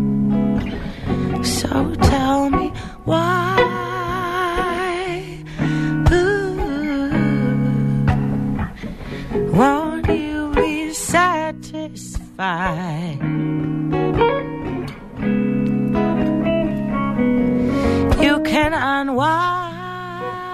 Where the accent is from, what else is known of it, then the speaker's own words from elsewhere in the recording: Boston, Massachusetts, United States; a singer from Boston